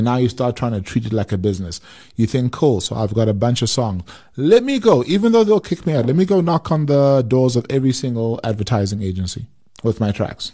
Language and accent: English; South Africa; as South African musicians